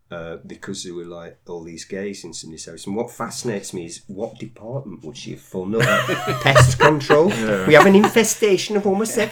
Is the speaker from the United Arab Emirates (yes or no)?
no; United Kingdom; because, you know, we're British, we don't talk about sex.